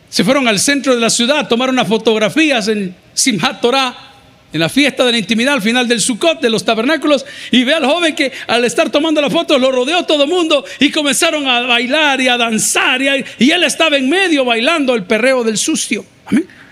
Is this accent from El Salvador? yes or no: yes; El Salvador; Del Salvador